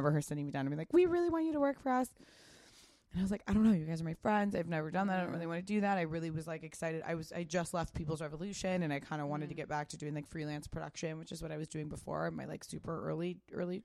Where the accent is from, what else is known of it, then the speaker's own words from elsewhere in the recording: Pasadena, California, United States; I grew up in Pasadena.